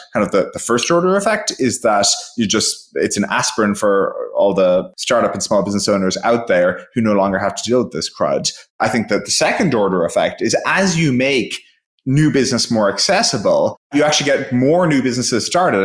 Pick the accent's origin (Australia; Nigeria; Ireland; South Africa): Ireland; I'm from Ireland